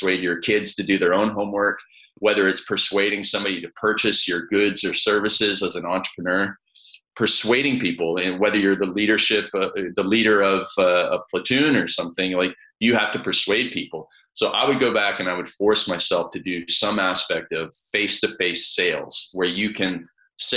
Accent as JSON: {"language": "English", "country": "Canada", "tie": "born or raised there", "said": "I grew up in Canada in this small town on a farm where everybody played ice hockey."}